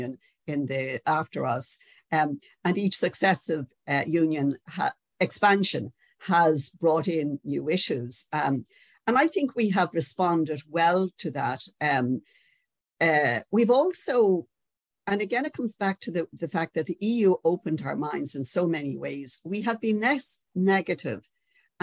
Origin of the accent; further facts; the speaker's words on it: Ireland; we mightn't like to notice this as Irish people